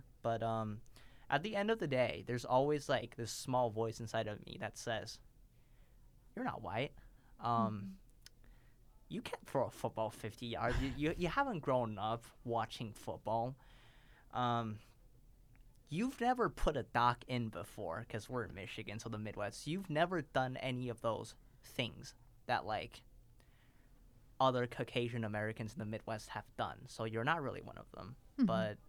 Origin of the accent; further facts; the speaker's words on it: Beijing, China; born there; If you ask me who I am, okay, I was born in Beijing, but am I really from Beijing? No.